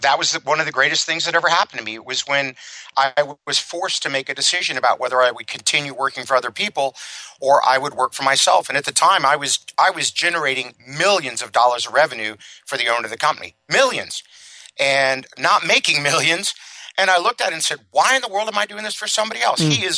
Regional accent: Miami, Florida, United States; I grew up in Miami, Florida, a very wealthy family.

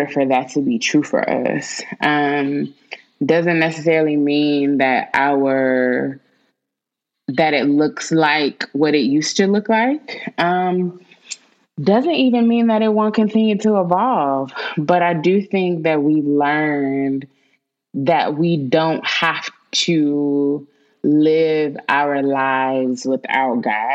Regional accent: Winston-Salem, North Carolina, United States; I was born and raised in Winston-Salem, North Carolina

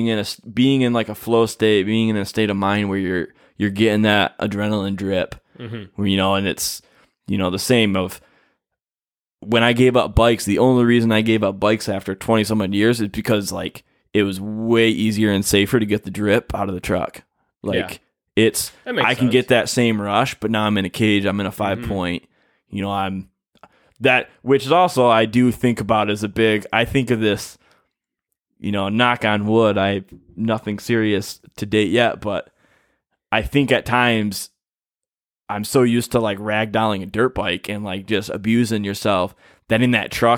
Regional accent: Michigan, United States; we're from Michigan, where we're like, rocks.

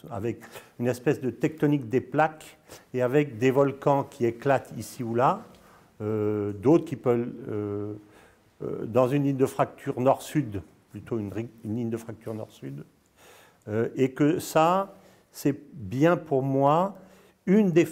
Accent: Dolisie, Republic of the Congo; born there; also born or lived in Senegal / Morocco / Spain / Brazil; D'abord, je suis né, je suis né au Congo, hein, à Dolisie, je ne sais pas si tu connais, à côté de, Bra à côté de voilà. j'ai vécu au Sénégal, au Maroc, en Espagne, au Brésil.

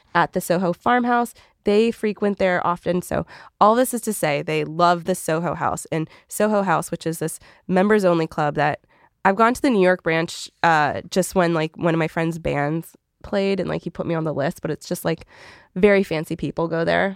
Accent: Canada; I'm Canadian

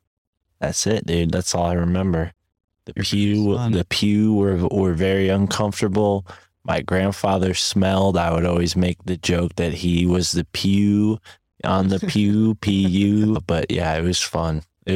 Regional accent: New England, United States; I grew up in New England

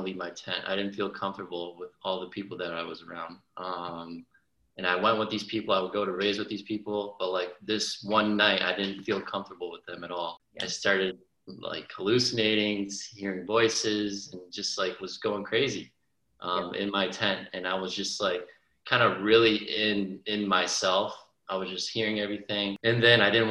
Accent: Lee, Massachusetts, United States; I'm actually from Massachusetts, western part of Massachusetts, a small town called Lee

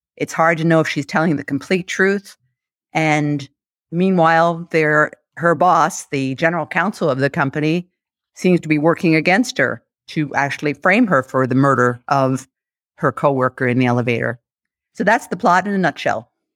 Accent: United States; I'm an American, I say Bonmot

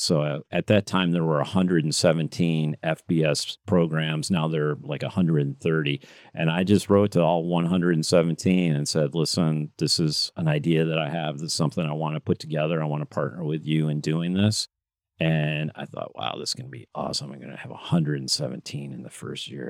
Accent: Grand Rapids, Michigan, United States; moved away as an adult; also born or lived in Midland, Michigan / Chicago; I grew up mostly in Grand Rapids. I also grew up in, in Midland, but first part of my life was in Grand Rapids, Michigan

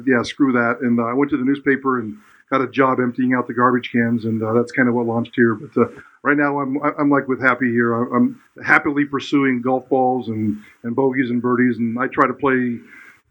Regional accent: Twin Falls, Idaho, United States; growing up in Twin Falls, Idaho in the 70s

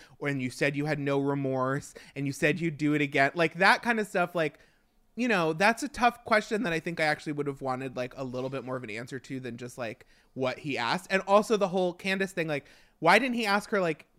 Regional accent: Long Island, New York, United States; being from Long Island, it's so close to home that it hurts

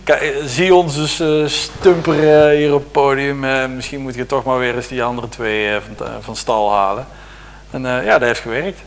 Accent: Deurne, North Brabant, Netherlands; moved away; ik kom eigenlijk uit Deurne, dus het eh, is daar eh, net aan de andere kant van de grens met Limburg.

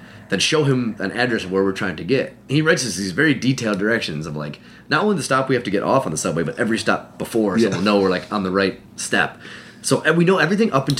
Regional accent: Cleveland, Ohio, United States; I'm from Cleveland

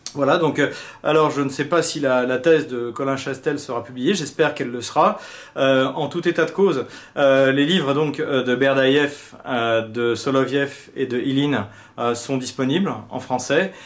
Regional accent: France; en tant que Français

